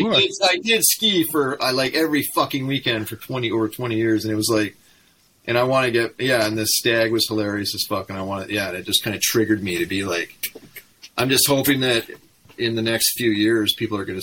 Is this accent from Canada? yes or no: yes; Okanagan, British Columbia, Canada; the headbangers I grew up with in the Okanagan